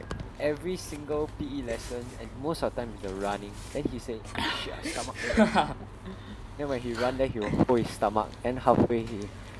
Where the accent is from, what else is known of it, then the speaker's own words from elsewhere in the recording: Singapore; we are from Singapore